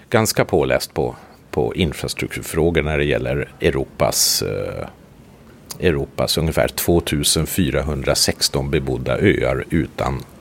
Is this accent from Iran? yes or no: no; Sweden; now in Kökar, Finland; Min fru är från Kökar. Jag är ursprungligen svensk. Men vi flyttade till Kökar för 15 år sedan.